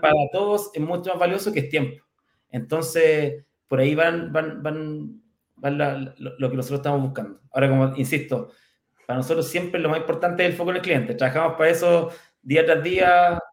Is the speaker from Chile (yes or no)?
yes; Curicó, Maule, Chile; curicano, así que somos, somos de región. Eh, yo nací en Curicó ya el año 75